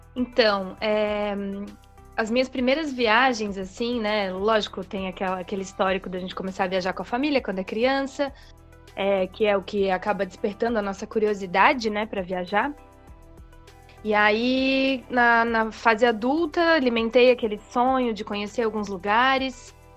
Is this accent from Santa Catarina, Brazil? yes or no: yes; Santa Catarina, Brazil; also born or lived in Itajaí; eu sou de Santa Catarina, é, atualmente estou morando aqui em Itajaí